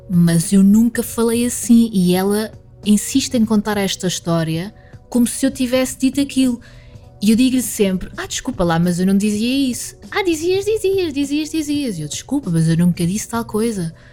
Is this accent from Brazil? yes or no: no; Alentejo, Portugal; also born or lived in Covilhã; now in Lisbon, Portugal; Eu, nunca, eu sou do Alentejo, mas eu nunca tive sotaque alentejano às vezes posso arranhar uma palavra ou outra